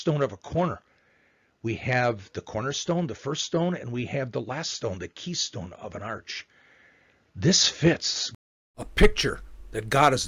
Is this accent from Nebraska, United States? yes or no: no; Chicago, Illinois, United States; my hometown, Chicago